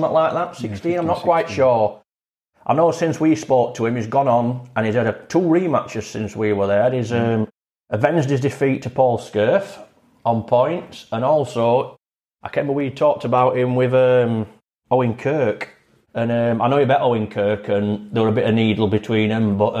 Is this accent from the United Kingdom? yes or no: yes; Barnsley, Yorkshire and the Humber, United Kingdom; We are from Barnsley. We're proud to be from Barnsley